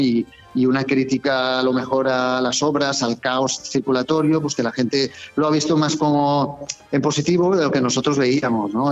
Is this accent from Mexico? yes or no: no; Benidorm, Valencian Community, Spain; tengo la oportunidad de ser concejal de, de mi pueblo, eh, de donde viven mis hijos, donde han nacido